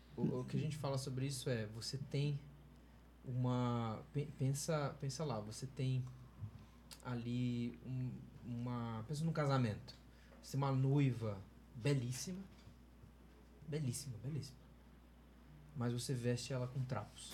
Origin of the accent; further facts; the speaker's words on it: Campinas, São Paulo, Brazil; A igreja que eu, que eu fui parte e da qual eu cresci lá em Campinas